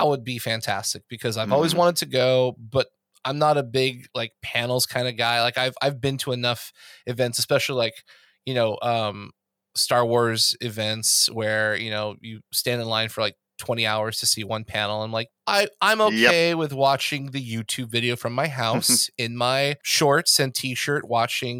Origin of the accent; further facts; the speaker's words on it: Anaheim, California, United States; moved away; also born or lived in Los Angeles; when I go to Anaheim, like, that's my hometown. I have family there